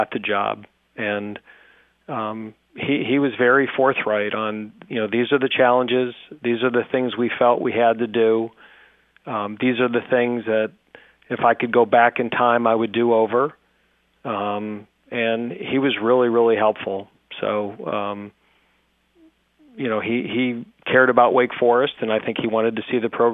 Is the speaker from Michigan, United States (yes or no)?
no; Western New York, United States; moved away; I'm born and raised in Western New York.